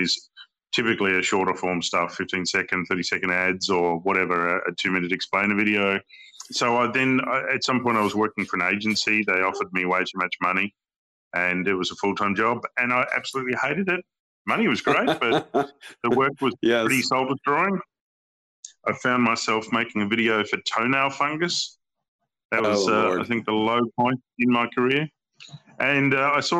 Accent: Hobart, Tasmania, Australia; also born or lived in Brisbane, Queensland / Sydney; now in Melbourne, Australia; I grew up in Hobart in Tassie, so the Tassie Devil.

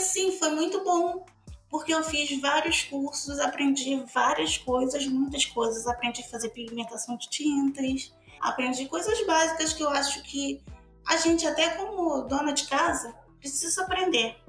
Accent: Bahia, Brazil; now in Rio de Janeiro, Brazil; sou baiana, vim da Bahia para cá, para o Rio de Janeiro

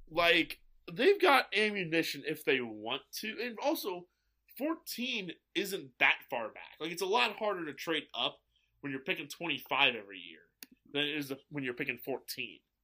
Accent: St. Louis, Missouri, United States; I grew up in Saint Louis.

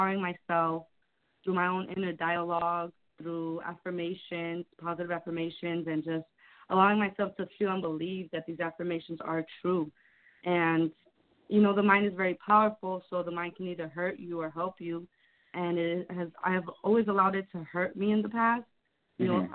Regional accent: Chicago, Illinois, United States; I'm from Chicago.

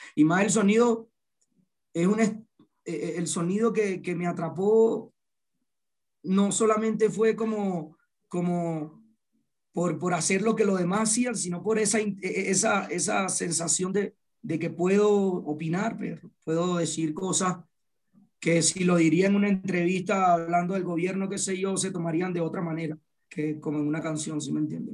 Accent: Punto Fijo, Falcón, Venezuela; Yo soy de Punto Fijo, Falcón

